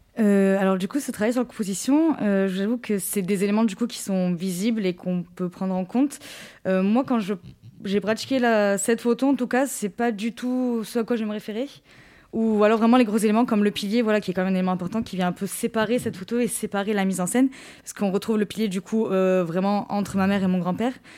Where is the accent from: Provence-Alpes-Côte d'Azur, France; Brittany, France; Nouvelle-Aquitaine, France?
Provence-Alpes-Côte d'Azur, France; Rognac; also born or lived in Marseille; quand je suis rentrée chez moi à Rognac